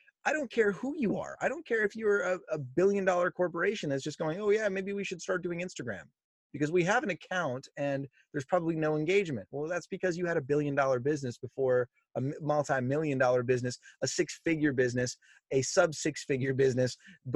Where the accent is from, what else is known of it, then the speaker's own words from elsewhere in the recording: Oxnard, California, United States; also born or lived in North Carolina; I was raised in Oxnard, California at the beach.